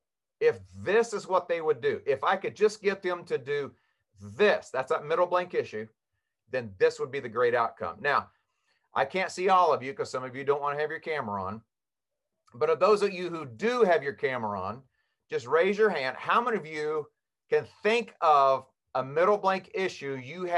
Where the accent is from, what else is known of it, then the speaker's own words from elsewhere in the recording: Kansas, United States; I was born and raised in Kansas